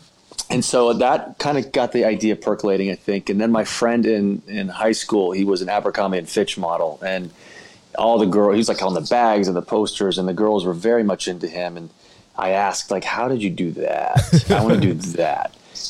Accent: Georgia, United States; So I'm from Georgia.

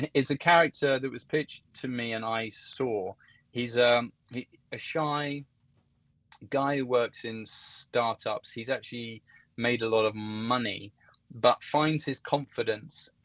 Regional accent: Hertfordshire, East of England, United Kingdom; also born or lived in London; From Hertfordshire

